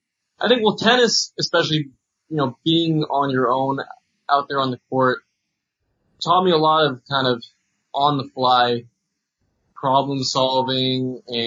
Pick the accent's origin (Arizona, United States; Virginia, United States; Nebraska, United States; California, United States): California, United States; San Rafael; I grew up in San Rafael, which is a 5-minute drive from where San Quentin Prison is